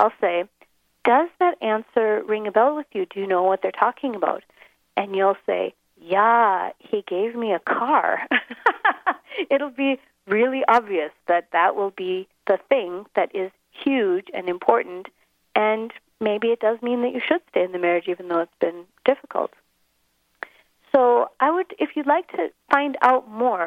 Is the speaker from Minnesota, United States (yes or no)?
yes; Minnesota, United States; moved away as an adult; now in Johannesburg, South Africa; I'm American. I'm actually from Minnesota. But I've been living over here in South Africa